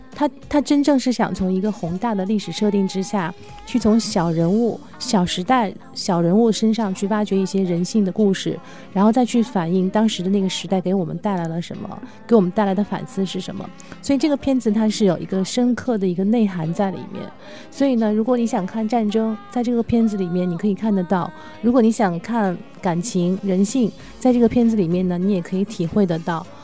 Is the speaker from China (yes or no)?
yes; China; 作为中国人